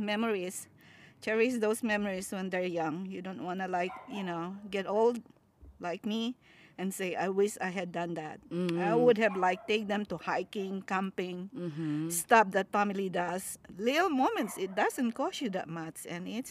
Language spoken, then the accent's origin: English; Philippines; moved away as an adult; born and raised in the Philippines